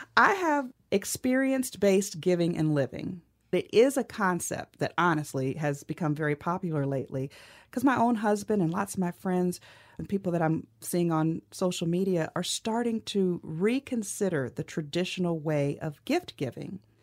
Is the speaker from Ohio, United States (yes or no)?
yes; Cleveland, Ohio, United States; I grew up in Cleveland, Ohio